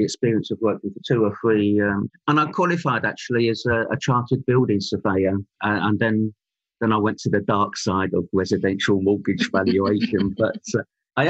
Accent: London, United Kingdom; moved away as an adult; now in Stroud, United Kingdom; I'm a London boy, and born and bred in London. I lived there till my mid-30s

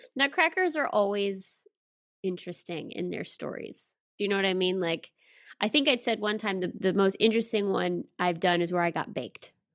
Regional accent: Alabama, United States; moved away; the company where I grew up in Alabama

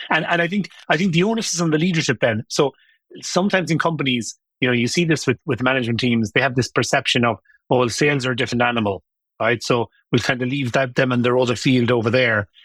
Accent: Limerick, Munster, Ireland; moved away as an adult; also born or lived in London; I lived at home. I was from Limerick, 1986.

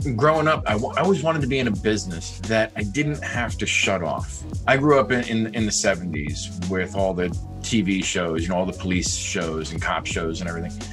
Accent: New York, United States; also born or lived in South Bay, California; now in California, United States; I am not from California. I'm actually from New York. Uh, and every kid grows up in New York dreaming of one thing

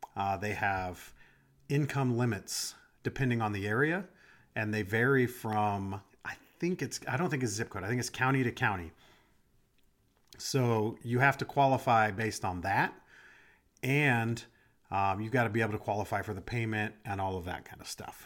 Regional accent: Des Moines, Iowa, United States; I grew up in Iowa. I grew up in Des Moines, so I was in the city

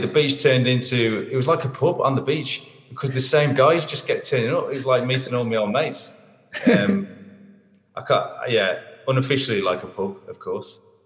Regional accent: England, United Kingdom; also born or lived in Darwin, Australia; now in Melbourne, Australia; I'm English

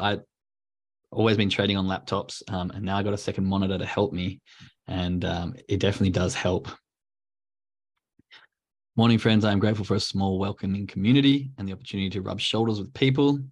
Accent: Australia; now in Germany; as an Aussie, a white Christmas is a nice kind of different feel

